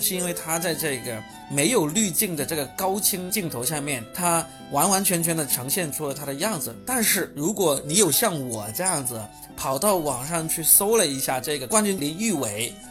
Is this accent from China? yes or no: yes; Shenzhen, Guangdong, China; 只有我们深圳人才是在认真地防疫